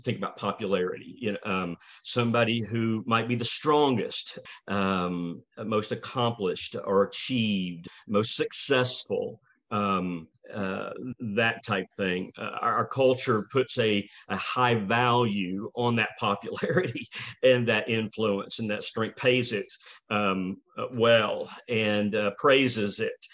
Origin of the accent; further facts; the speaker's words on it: Rome, Georgia, United States; we moved back to Rome, my hometown